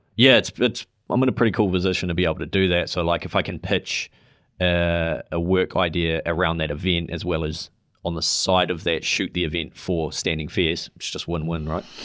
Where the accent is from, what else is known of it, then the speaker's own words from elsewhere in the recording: New Zealand; as a New Zealander moving over there.